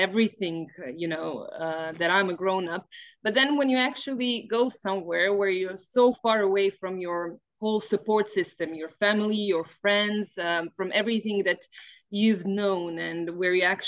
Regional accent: Zabok, Krapina-Zagorje County, Croatia; also born or lived in Zagreb / United Kingdom; I was born in Zagreb and my parents are from Zagreb, but I spent my childhood in Zabok, which is in Zagorje

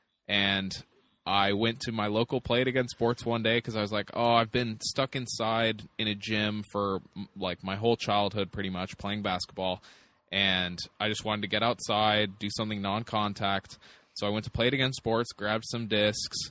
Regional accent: Longmont, Colorado, United States; also born or lived in Texas; I'm from just north of Boulder, Colorado. It's Longmont is the town, and that's where I grew up. I was actually born in Texas, but moved to Longmont when I was pretty young.

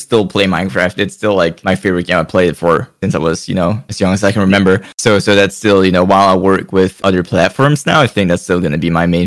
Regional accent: Denmark; I'm from Europe. I'm from Denmark.

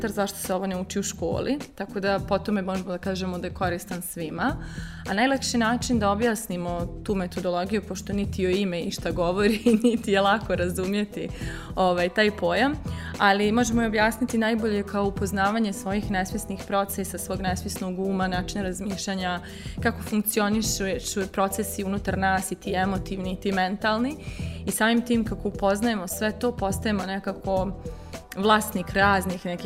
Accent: Bosnia & Herzegovina; accent: Bosnian; also born or lived in Belgrade, Serbia; now in Vienna, Austria; ja sam 2018. živjela sam tad u Beogradu a inače ja ako čujete naglasak iz, Bos, iz Bosne sam.

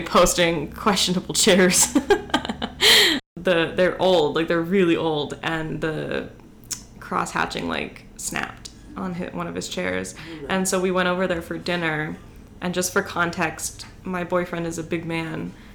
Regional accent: Hagerstown, Maryland, United States; I'm from Hagerstown

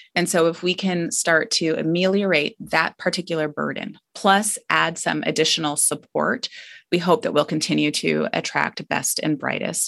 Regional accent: Scottsdale, Arizona, United States; moved away as an adult; I grew up in Scottsdale, Arizona

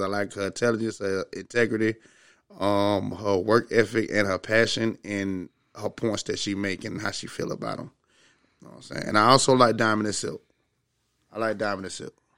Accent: Augusta, Georgia, United States; I'm from the South, you know what I'm saying? From Augusta, Georgia, me being, you know, um, low income black male in the South

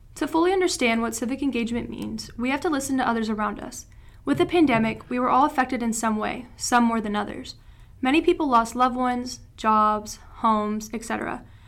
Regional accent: Tennessee, United States; moved away; I'm from Tennessee. My hometown is somewhere where I feel trapped

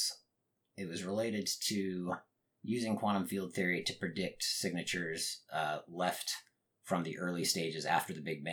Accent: Utah, United States; moved away as an adult; also born or lived in Munich, Germany / New Hampshire; now in Austin, United States; I was born in Munich, Germany. I did not grow up there though. I was only there for about 2 years before my family came to New Hampshire briefly, and then Utah. Utah is really where I was raised.

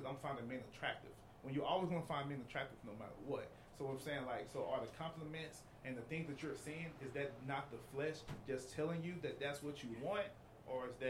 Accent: Gulfport, Mississippi, United States; now in Fort Worth, United States; I'm from Gulfport, Mississippi, but I currently stay in Fort Worth, Texas

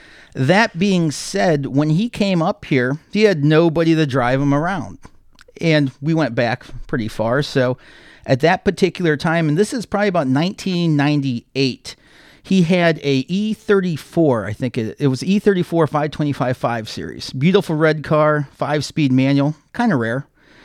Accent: Akron, Ohio, United States; also born or lived in Wadsworth; Yes, I did. I'm originally from Akron, Ohio.

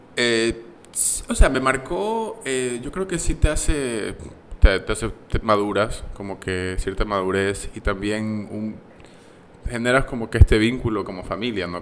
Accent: Ecuador; moved away as an adult; also born or lived in United States; poder representar a mi, país

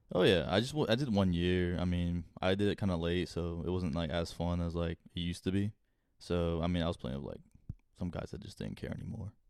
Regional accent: Wake Forest, North Carolina, United States; I was coming from Wakefield Middle. and going into Wakefield Hi-, or Wake For-, Wake Forest High

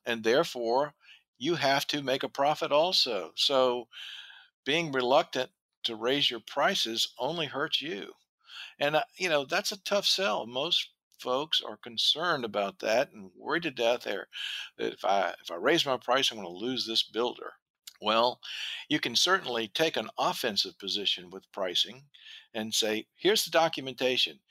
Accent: the South, United States; I'm from the South

